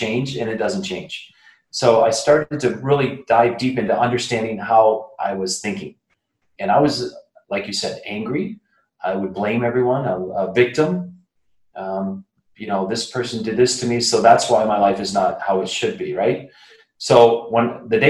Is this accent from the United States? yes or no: yes; Flint, Michigan, United States; That good old Flint, Michigan